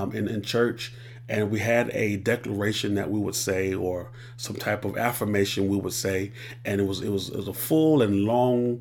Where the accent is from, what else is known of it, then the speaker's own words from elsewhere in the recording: Columbia, South Carolina, United States; born and raised in Columbia, South Carolina